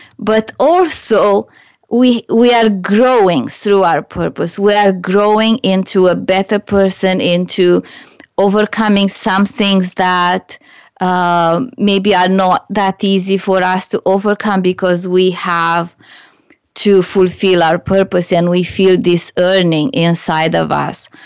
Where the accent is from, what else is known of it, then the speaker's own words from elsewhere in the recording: Romania; English is a second language; moved away as an adult; now in Canada; when I was back home in Romania